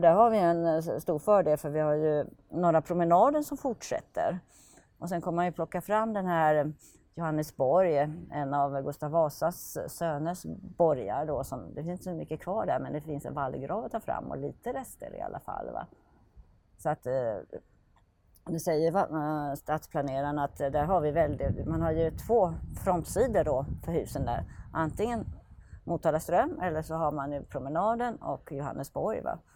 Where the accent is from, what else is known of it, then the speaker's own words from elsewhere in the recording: Finland; now in Norrköping, Sweden; jag är född i Finland